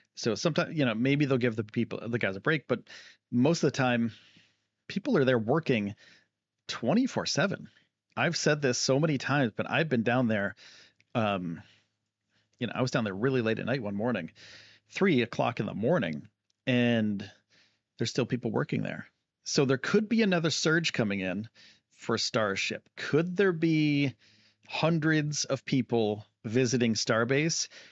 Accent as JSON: {"language": "English", "region": "Northeast", "country": "United States", "said": "I'm from the Northeast"}